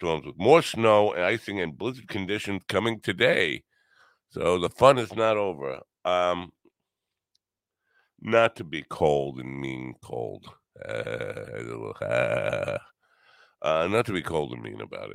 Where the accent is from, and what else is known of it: New York, United States